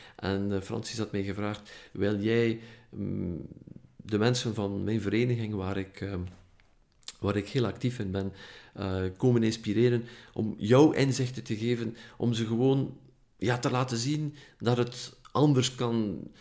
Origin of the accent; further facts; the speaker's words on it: Ypres, Flanders, Belgium; accent: West Flemish; now in Ghent, Belgium; je hoort dat misschien aan mijn accent, ik kom van, van, vanuit West-Vlaanderen, nu woon ik wel in Gent, maar ik kom van het, Dieperse. Eh, van het Ieperse.